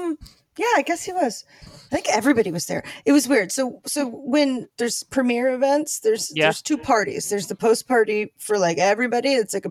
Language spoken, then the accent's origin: English; Maryland, United States; now in Culver City, United States; I grew up in Maryland.